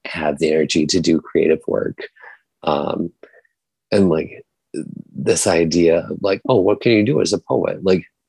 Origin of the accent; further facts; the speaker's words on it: Virginia, United States; when I was growing up in Virginia in like a small town of like 1,000 people